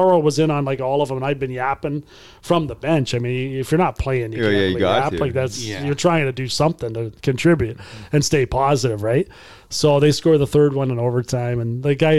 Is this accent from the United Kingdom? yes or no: no; Brantford, Ontario, Canada; I grew up in Brantford just down the road